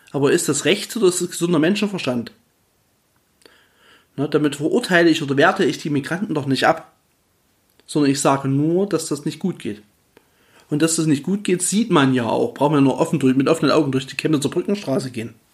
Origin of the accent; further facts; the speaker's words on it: Saxony, Germany; dass wir gemeinsam als Familie, also wir stammen ja aus dem Erzgebirge, auch dahin wir zurück wollen. Und deswegen ist es meine Heimat dort.